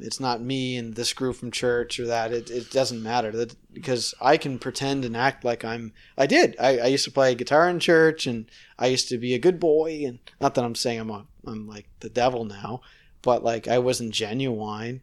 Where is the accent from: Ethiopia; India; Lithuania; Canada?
Canada; Nova Scotia; now in Toronto, Canada; I'm from Nova Scotia